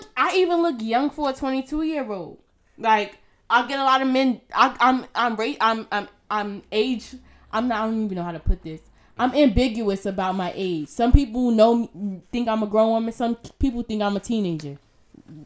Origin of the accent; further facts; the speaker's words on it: Irvington, New Jersey, United States; I grew up in Irvington